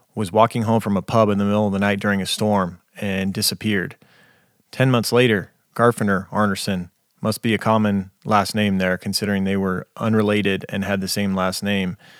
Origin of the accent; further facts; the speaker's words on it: United States; being an American